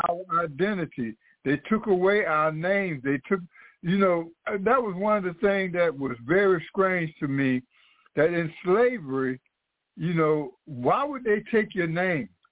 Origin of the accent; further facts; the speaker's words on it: United States; as Black Americans